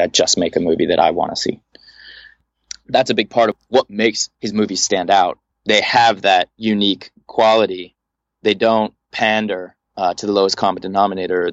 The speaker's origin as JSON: {"language": "English", "town": "Los Angeles", "region": "California", "country": "United States", "tie": "born or raised there", "said": "be born and raised in Los Angeles, uh, in a suburb of Los Angeles, the San Fernando Valley"}